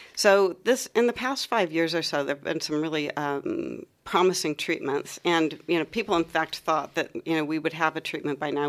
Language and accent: English; Ohio, United States; moved away as an adult; also born or lived in U.S. East Coast / U.S. West Coast; now in Melbourne, Australia; I come from Ohio, um, from uh, up near Lake Erie in Ohio